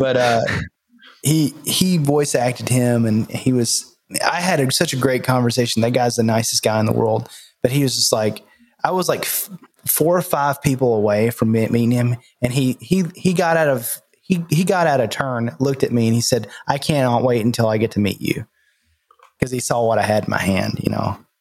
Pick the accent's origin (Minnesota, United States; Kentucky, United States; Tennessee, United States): Tennessee, United States; Nashville; I'm from Nashville